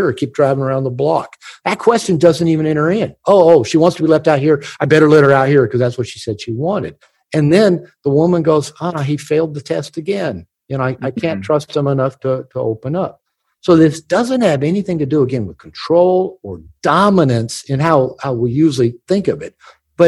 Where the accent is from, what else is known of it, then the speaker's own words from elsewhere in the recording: United States; I'm from America